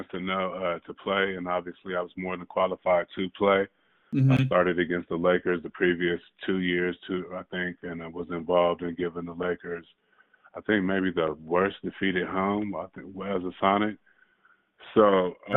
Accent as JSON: {"language": "English", "town": "San Diego", "region": "California", "country": "United States", "tie": "born or raised there", "also_born_or_lived": "Oakland, California / Seattle", "said": "I was born in Oakland, grew up in San Diego"}